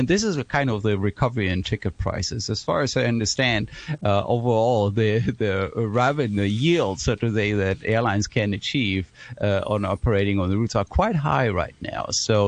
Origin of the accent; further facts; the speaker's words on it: Germany; moved away as an adult; now in Hong Kong; I'm coming originally from Germany, and I'm in Hong Kong now since 2015